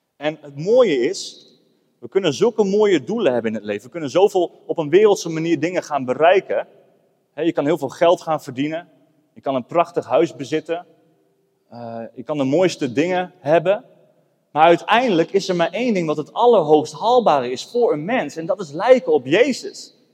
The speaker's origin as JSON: {"language": "Dutch", "town": "Emmen", "region": "Drenthe", "country": "Netherlands", "tie": "born or raised there", "moved": "as an adult", "lives_now": "Apeldoorn, Netherlands", "said": "Ik ben opgegroeid in Emmen"}